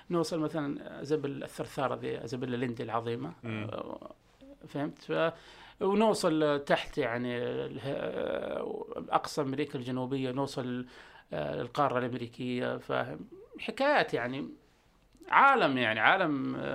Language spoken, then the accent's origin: Arabic; Jeddah, Makkah Province, Saudi Arabia; ابن جده